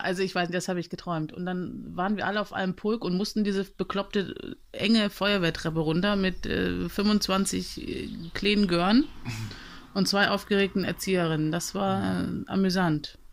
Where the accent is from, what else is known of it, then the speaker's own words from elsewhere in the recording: Germany; womit ich mich identifizierte als Deutsche